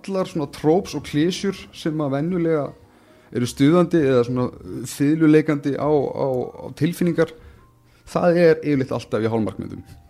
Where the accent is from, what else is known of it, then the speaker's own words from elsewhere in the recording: Iceland; við sem Íslendingar